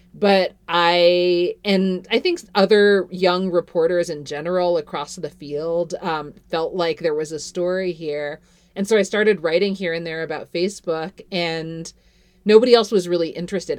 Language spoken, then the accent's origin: English; Canada; now in Fort Collins, United States; I grew up in Canada